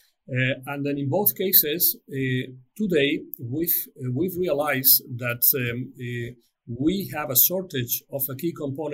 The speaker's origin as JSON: {"language": "English", "country": "Spain", "said": "my home country in Spain"}